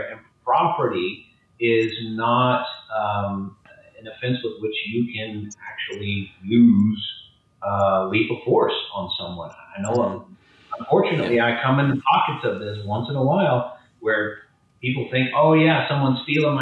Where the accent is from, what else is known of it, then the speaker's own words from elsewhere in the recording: St. Louis, Missouri, United States; moved away; I was born in St. Louis. I'm a Missourian originally myself.